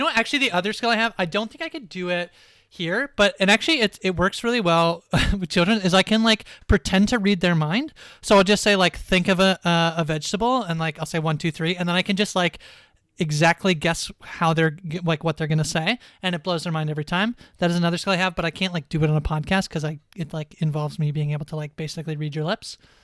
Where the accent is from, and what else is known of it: Canada